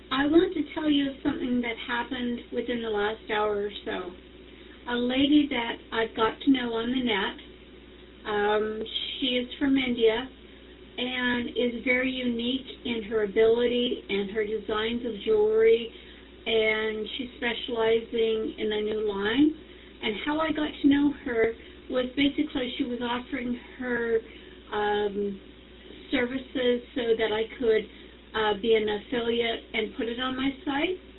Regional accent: Canada; I'm from Canada

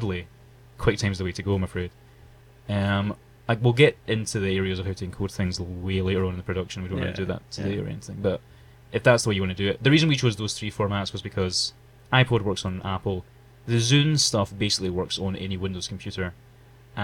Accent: Glasgow, Scotland, United Kingdom; We're actually from Glasgow in Scotland

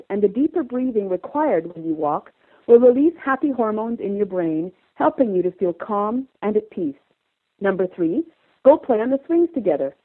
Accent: Calgary, Alberta, Canada; I'm from Calgary, Alberta, Canada

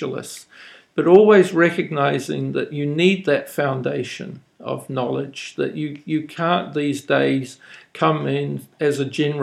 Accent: New Zealand; accent: New Zealander; now in Japan; My voice has probably given me away as a New Zealander

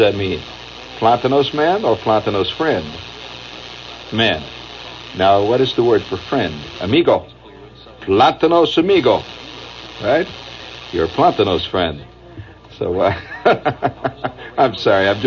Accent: Indiana, United States; accent: Indiana; moved away; my Indiana accent

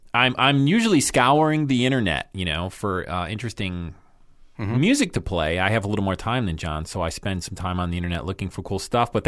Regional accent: New York, United States; I'm from New York. I used to jam in a band years ago.

